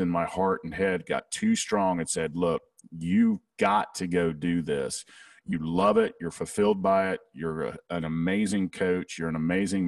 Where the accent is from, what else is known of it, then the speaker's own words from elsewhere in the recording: the South, United States; accent: Southern; my Southern accent